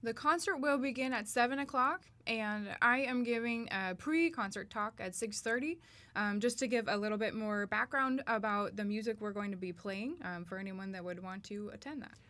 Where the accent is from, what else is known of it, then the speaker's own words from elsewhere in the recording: Starkville, Mississippi, United States; I am from Starkville, Mississippi